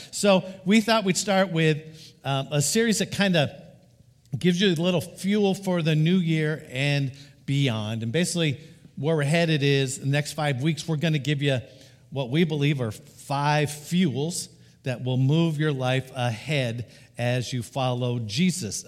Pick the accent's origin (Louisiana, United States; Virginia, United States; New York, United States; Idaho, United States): Idaho, United States; when I grew up in Idaho at age fourteen